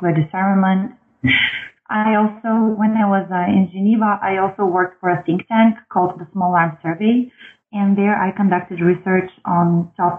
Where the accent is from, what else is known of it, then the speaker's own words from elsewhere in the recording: Bulgaria; moved away as an adult; also born or lived in United States; now in Washington, D.C., United States; I was born and raised in Bulgaria